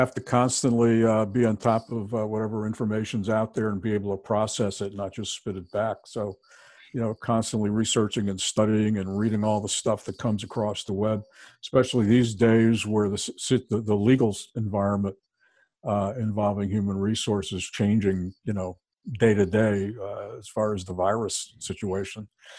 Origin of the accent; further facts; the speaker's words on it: Bridgeport, Connecticut, United States; Bridgeport, Connecticut.